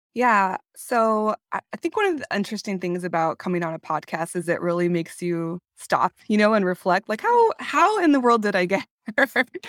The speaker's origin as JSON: {"language": "English", "region": "California", "country": "United States", "moved": "yes", "said": "I am originally from California"}